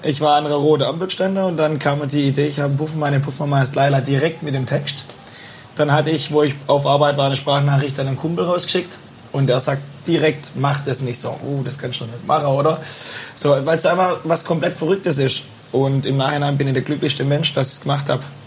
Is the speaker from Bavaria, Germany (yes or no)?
no; Bühlertann, Baden-Württemberg, Germany; born or raised there